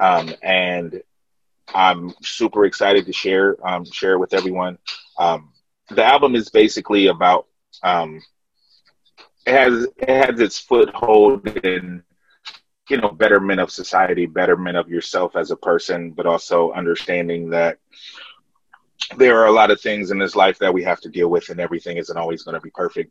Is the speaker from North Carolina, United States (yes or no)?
no; Columbus, Ohio, United States; we represent Columbus, Ohio